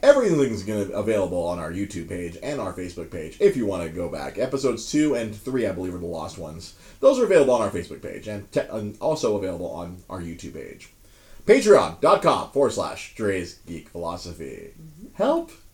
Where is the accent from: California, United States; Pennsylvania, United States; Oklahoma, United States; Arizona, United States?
California, United States; Monterey Park; I grew up in Monterey Park